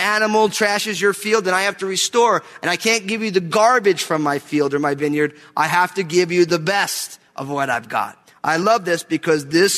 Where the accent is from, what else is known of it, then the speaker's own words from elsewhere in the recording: New Jersey, United States; moved away; I'm from New Jersey. We don't really do chainsaws where I'm from